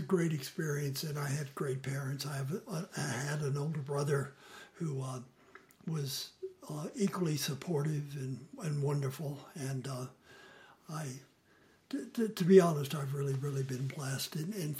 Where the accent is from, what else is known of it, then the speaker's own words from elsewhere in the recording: San Antonio, Texas, United States; moved away as an adult; also born or lived in Maryland; now in Utah, United States; I grew up in San Antonio, Texas, actually a suburb called Alamo Heights